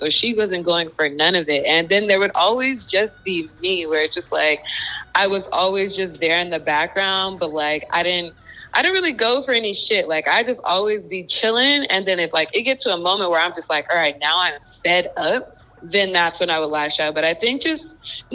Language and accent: English; Inland Empire, California, United States; I am originally from the Inland Empire. It's like 45 minutes from